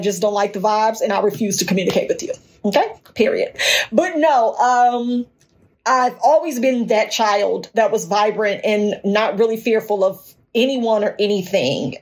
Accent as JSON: {"language": "English", "town": "Gary", "region": "Indiana", "country": "United States", "tie": "born or raised there", "also_born_or_lived": "Tupelo, Mississippi", "moved": "as an adult", "lives_now": "Dallas, United States", "said": "I was born and raised in Gary."}